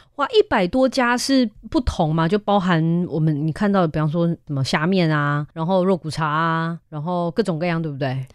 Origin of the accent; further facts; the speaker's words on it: Klang, Selangor, Malaysia; now in Taiwan; 我们巴生人啊，真的超坚持的